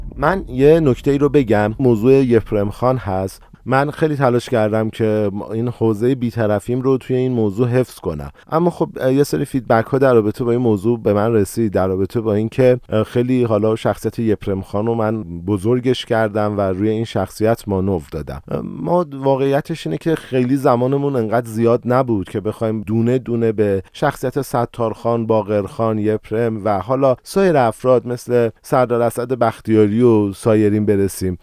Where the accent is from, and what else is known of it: Iran